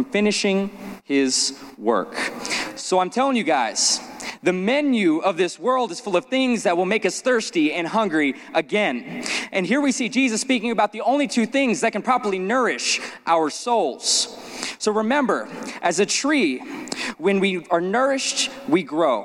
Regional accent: Las Vegas, Nevada, United States; growing up in Las Vegas

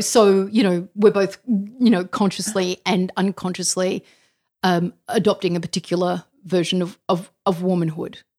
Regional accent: Australia; being Australian

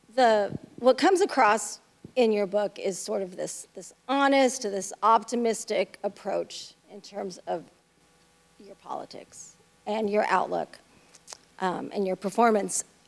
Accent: West Coast, United States; I'm from the West Coast.

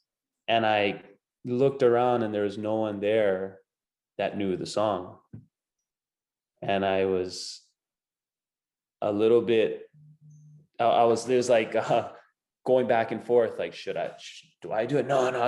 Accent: Hawaii, United States; I wouldn't want to sing Hawaiian you know, but I grew up singing Hawaiian and my family grew up singing Hawaiian.

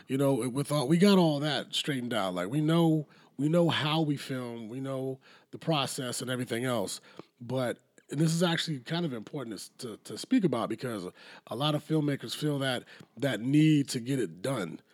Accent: South Carolina, United States; right here in my home state

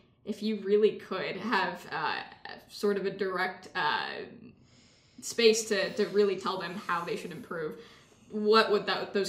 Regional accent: Texas, United States; I'm from Texas.

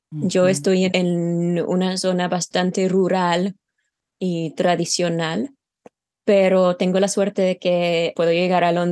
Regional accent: Utah, United States; born there; also born or lived in England; Yo nací en Utah, sí, es una historia un poco complicada, pero mi papá era de Utah y mi mamá es inglesa.

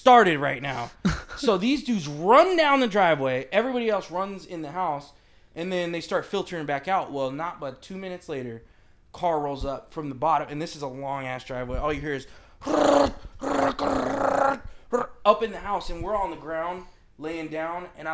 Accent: Oceanside, California, United States; I grew up in Oceanside, California

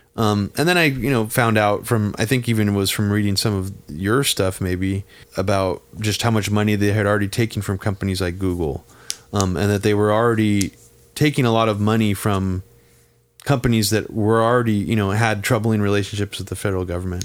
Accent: Bay Area, California, United States; growing up in the Bay Area

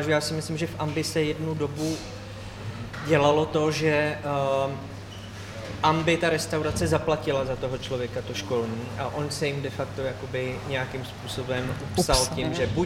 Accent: Červený Kostelec, Hradec Králové Region, Czechia; z Červeného kostelce, počkat pocházím taky

